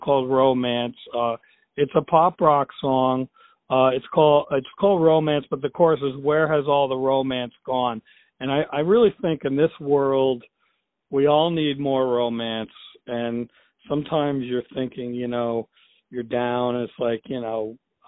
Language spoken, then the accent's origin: English; United States; as an American